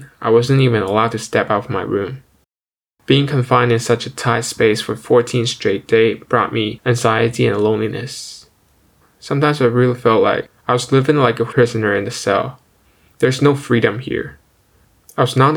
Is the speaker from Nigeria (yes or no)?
no; China; moved away as an adult; now in Ottawa, Canada; I'm an international student and I come back home to China every summer